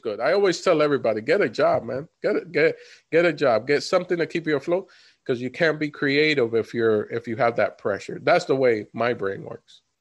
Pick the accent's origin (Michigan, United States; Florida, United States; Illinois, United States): Florida, United States; we come from Florida, both of us.